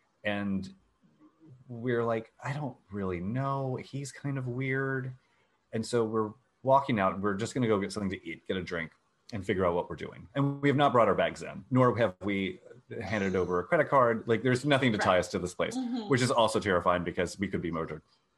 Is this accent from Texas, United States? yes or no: yes; Texas, United States; growing up in Texas.